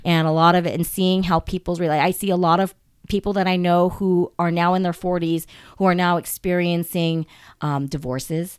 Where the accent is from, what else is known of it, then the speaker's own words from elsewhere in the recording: United States; I'm Japanese American